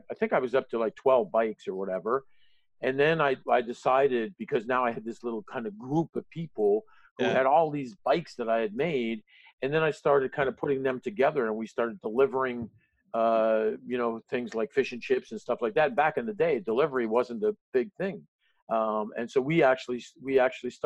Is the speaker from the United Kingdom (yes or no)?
no; Canada; as a Canadian